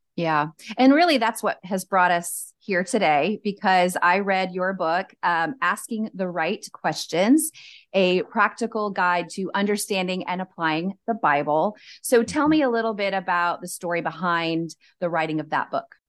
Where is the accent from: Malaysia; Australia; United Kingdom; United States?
United States; Cajun, Louisiana; I'm just a Cajun girl